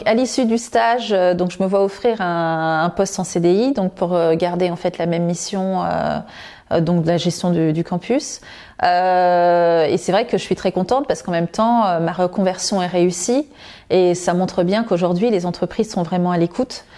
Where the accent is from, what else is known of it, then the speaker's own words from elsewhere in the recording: Créteil, Île-de-France, France; je suis née à Créteil, j'y ai grandi, j'ai suivi toute ma scolarité.